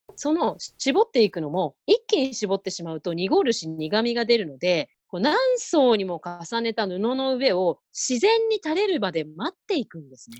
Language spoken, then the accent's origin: Japanese; Kanto, Japan; 私、関東の子なんで